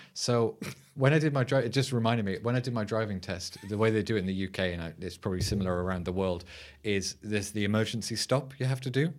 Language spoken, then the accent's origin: English; United Kingdom; as a Brit